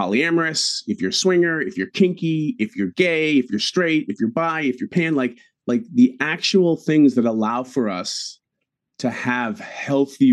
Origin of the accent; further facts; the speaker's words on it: New England, United States; growing up in New England